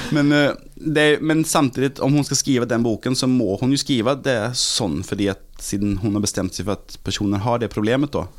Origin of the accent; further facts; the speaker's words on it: Gothenburg, Västra Götaland, Sweden; Norwegian is a second language; moved away as an adult; now in Norway; Jeg er fra Göteborg